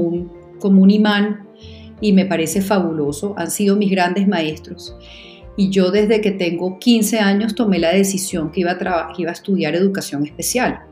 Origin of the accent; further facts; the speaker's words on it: Caracas, Capital District, Venezuela; moved away as an adult; now in Colombia; yo nací en Caracas, crecí en Caracas, me casé en Caracas, tuve mis hijos en Caracas, soy una caraqueña rajada